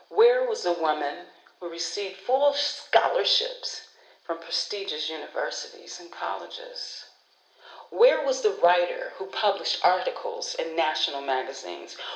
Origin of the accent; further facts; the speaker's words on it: Detroit, Michigan, United States; moved away; also born or lived in Los Angeles, California; Growing up in Detroit